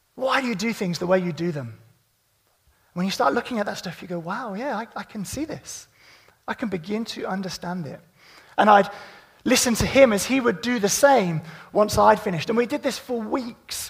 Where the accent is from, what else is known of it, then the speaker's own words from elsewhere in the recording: Midlands, United Kingdom; I'm from the Midlands